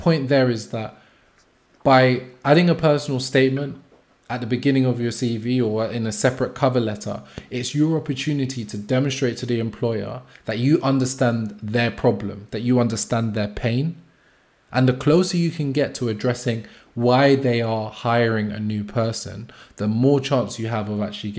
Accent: United Kingdom; as British people, as people living in the UK

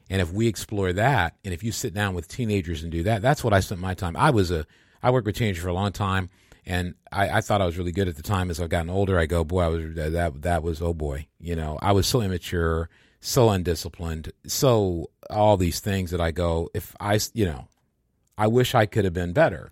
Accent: Michigan, United States; moved away; I'd gone home to my hometown in Michigan

